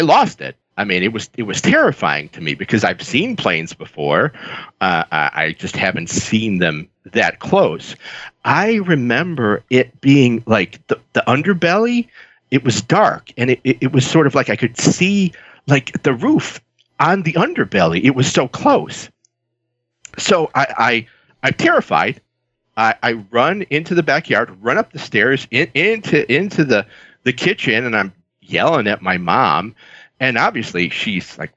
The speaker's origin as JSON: {"language": "English", "town": "Chicago", "region": "Illinois", "country": "United States", "tie": "born or raised there", "said": "I grew up, I was born in Chicago. I grew up on the South Side, real blue-collar family."}